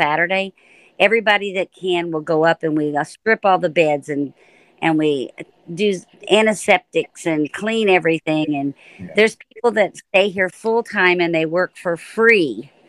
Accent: Florida, United States; two little podunk kids that grew up in Florida.

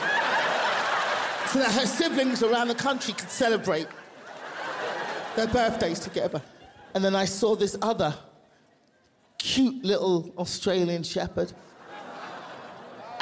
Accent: London, United Kingdom; also born or lived in Nigeria (family); now in Los Angeles, United States; I'm from London

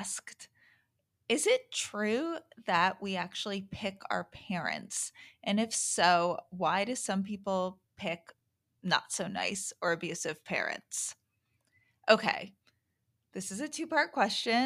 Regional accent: New York City, New York, United States; I grew up in the city. I used to play by the boat pond when I was little

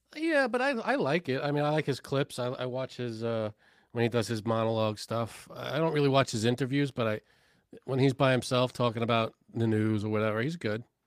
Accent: New York City, New York, United States; I am from Canarsie

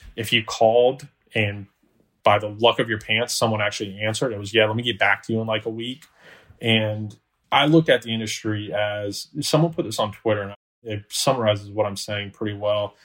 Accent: Orlando, Florida, United States; also born or lived in Alabama; born and raised in Orlando, Florida

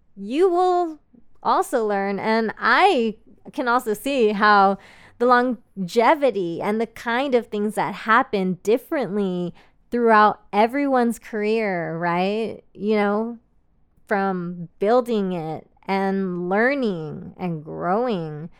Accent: Austin, Texas, United States; I am from Austin, Texas, which is a major emerging tech hub

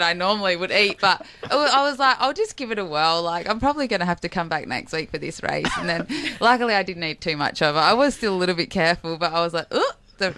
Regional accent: Port Pirie, South Australia, Australia; I was born in Port Pirie, country, South Australia, and he was a postman

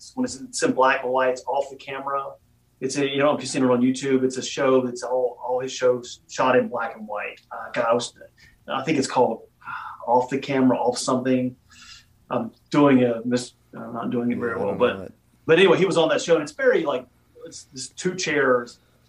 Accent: the South, United States; now in Virginia, United States; and I'm from the South, right? I live in, you know, Southern Virginia.

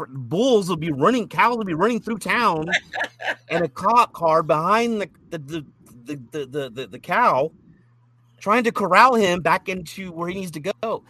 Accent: Beeville, Texas, United States; also born or lived in Gatesville, Texas / Waco, Texas; I'm originally born and raised in Beeville. And I was around Hispanics, and of course the Hispanics have that Hispanic accent, right?

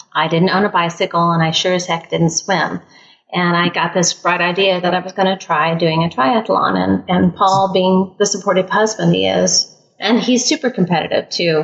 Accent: Midwest, United States; also born or lived in California; I'm from California, uh, raised in the Midwest

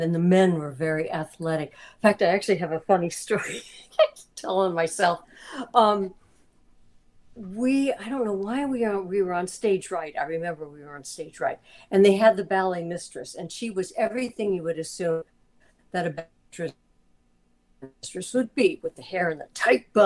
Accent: the Bay Area, California, United States; also born or lived in Los Angeles; I grew up in the Bay Area

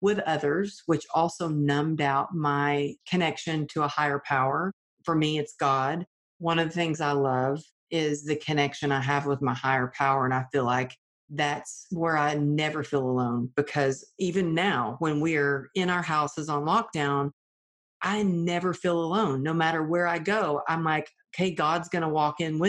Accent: Texas, United States; I grew up in the Bible Belt of Texas

